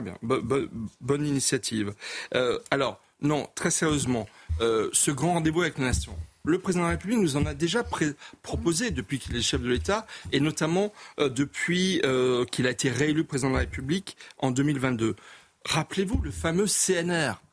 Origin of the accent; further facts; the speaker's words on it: Colmar, Grand Est, France; je suis alsacien, colmarien, donc je connais bien les Vosges